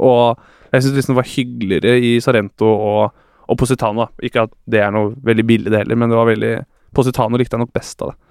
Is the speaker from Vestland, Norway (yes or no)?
no; Bærum, Akershus, Norway; moved away as an adult; also born or lived in Trondheim; now in Oslo, Norway; Jeg er jo fra Bærum, og pappa er med i vinklubb